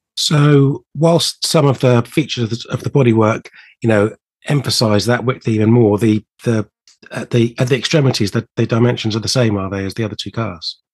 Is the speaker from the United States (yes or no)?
no; United Kingdom; as a British car enthusiast